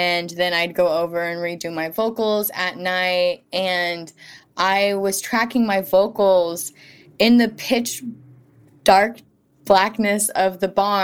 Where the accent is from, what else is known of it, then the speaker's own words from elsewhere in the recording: rural Missouri, United States; moved away as an adult; also born or lived in Topeka, Kansas / Kansas City, Missouri; now in Brooklyn, United States; my hometown and my experience growing up in rural Missouri